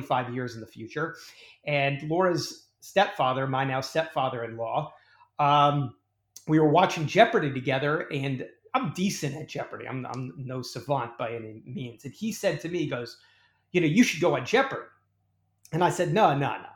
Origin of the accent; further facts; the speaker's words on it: Sarasota, Florida, United States; moved away as an adult; also born or lived in New York / Los Angeles; I was from New York originally, but I was raised in Sarasota, Florida